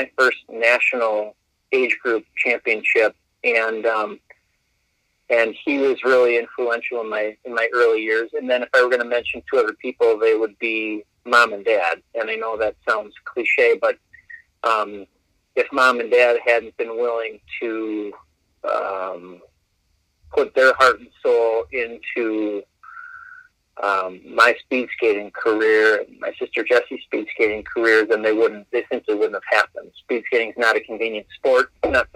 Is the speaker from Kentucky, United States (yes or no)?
no; Verona, Wisconsin, United States; I'm from Verona